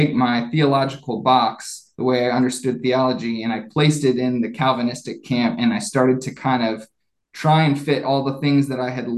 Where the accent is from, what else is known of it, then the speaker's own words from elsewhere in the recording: Columbus, Ohio, United States; moved away as an adult; also born or lived in Nashville; I grew up in Ohio near Columbus.